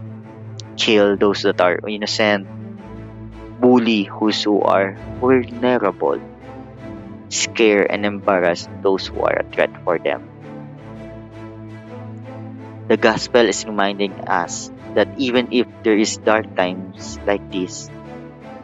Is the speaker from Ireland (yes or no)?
no; Philippines